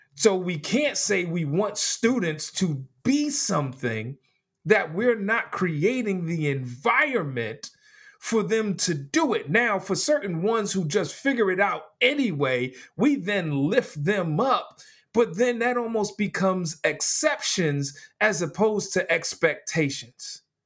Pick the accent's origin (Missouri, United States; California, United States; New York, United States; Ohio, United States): New York, United States; New York City; growing up in New York City, there were certain high schools